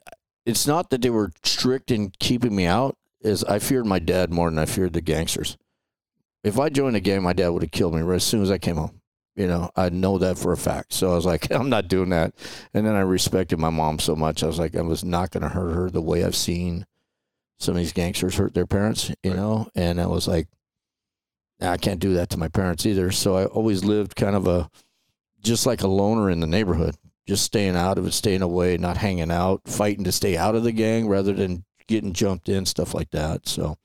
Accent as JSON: {"language": "English", "town": "Los Angeles", "region": "California", "country": "United States", "tie": "born or raised there", "said": "So I grew up in Atwater, California. It's right across from, like, if you know where the Griffith Park in the mountains and like Dodger Stadium is, right across the LA River, there was a small town there, Atwater"}